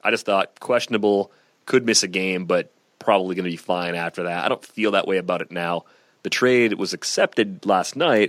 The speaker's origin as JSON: {"language": "English", "region": "Michigan", "country": "United States", "tie": "born or raised there", "moved": "yes", "said": "a bunch of friends that I grew up with back in Michigan"}